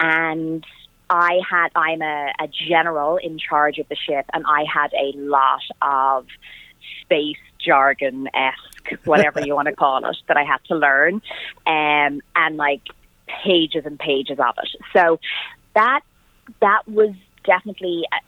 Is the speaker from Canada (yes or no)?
no; Ireland; And I am Irish and the character was Irish